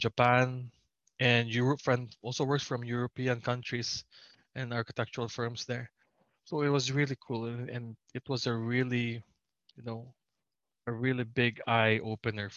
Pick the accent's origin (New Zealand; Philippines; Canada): Philippines; as Filipino architects